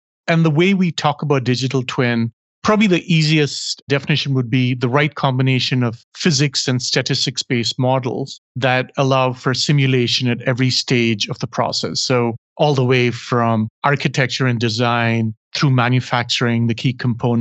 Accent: India; in my case, growing up in India

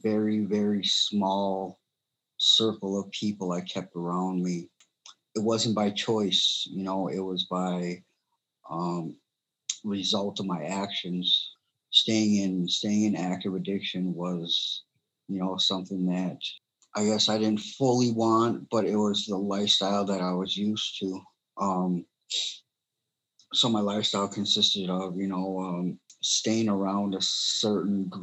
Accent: Mille Lacs, Minnesota, United States; I grew up in Mille Lacs. So pretty much my whole life I've been in Minnesota.

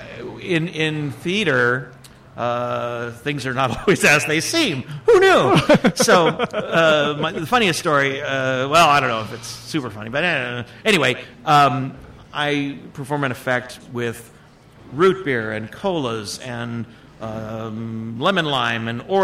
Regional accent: West Covina, California, United States; moved away as an adult; now in Bakersfield, United States; Born and raised in West Covina

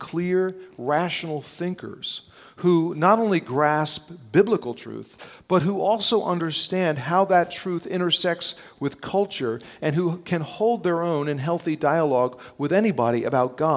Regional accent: North New Jersey, United States; I grew up in North New Jersey, just outside New York

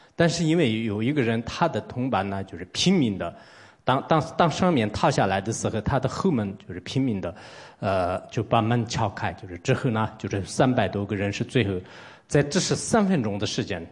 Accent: Tibet, China; 我来自一个西藏的 这种普通出家人

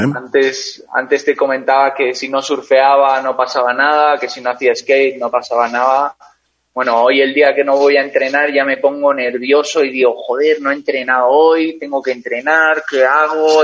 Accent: San Sebastián, Basque Country, Spain; also born or lived in Caracas, Venezuela; nací en Caracas, eh, viví en Caracas hasta los nueve años y a los nueve años me fui a, San Sebastián, al País Vasco, en España

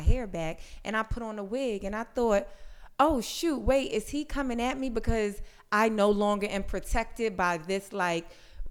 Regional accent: New York, United States; also born or lived in Brooklyn; I grew up in Harlem

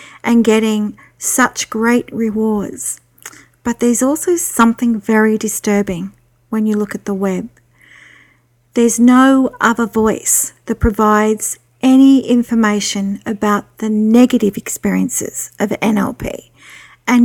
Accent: Australia; I'm an Australian psychic

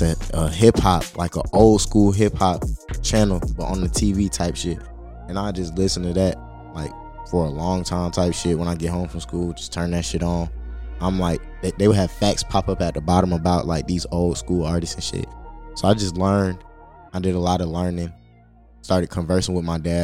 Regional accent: Atlanta, Georgia, United States; also born or lived in Smyrna, Georgia / South Fulton County, Georgia; I'm from Atlanta

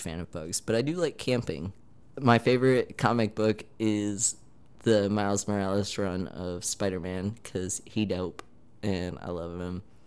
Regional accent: Michigan, United States; now in Manhattan, Kansas, United States; I'm originally from Michigan, and I ended up in Manhattan, Kansas

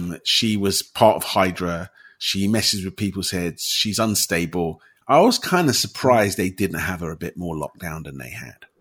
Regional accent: United Kingdom; as someone who's grown up in the UK as a British person

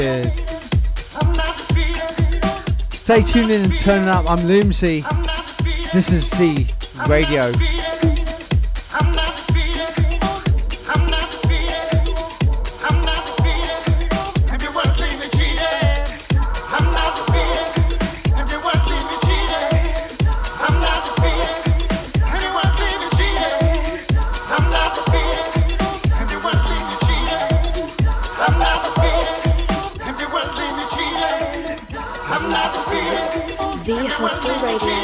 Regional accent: Portsmouth, South East England, United Kingdom; living in my hometown of Portsmouth. Grew up with them

